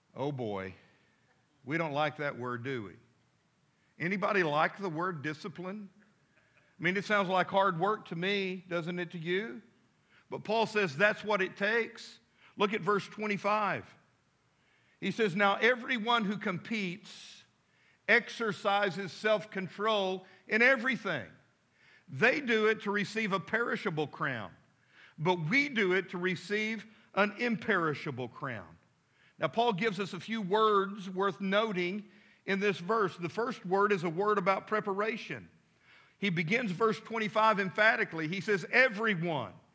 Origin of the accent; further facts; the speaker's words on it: Midland, Texas, United States; now in Fort Smith, United States; as a boy growing up in Midland, Texas